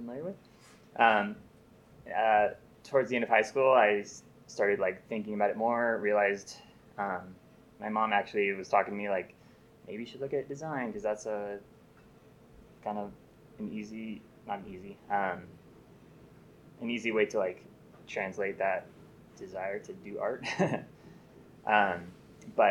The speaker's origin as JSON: {"language": "English", "town": "Ventura", "region": "California", "country": "United States", "tie": "born or raised there", "said": "I grew up in Ventura, California"}